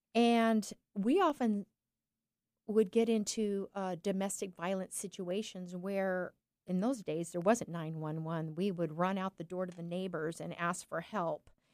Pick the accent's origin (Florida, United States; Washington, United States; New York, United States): Washington, United States; eastern; also born or lived in California; we moved from California, this big, big metropolis, to this little tiny town in eastern Washington.